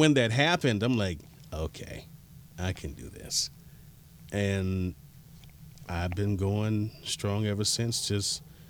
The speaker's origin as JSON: {"language": "English", "town": "Miami", "region": "Florida", "country": "United States", "tie": "born or raised there", "said": "I'm like, growing up in Miami, kids, and I'm sure it's everywhere else, but just based on what I know, what I've seen, you're always taught to hustle."}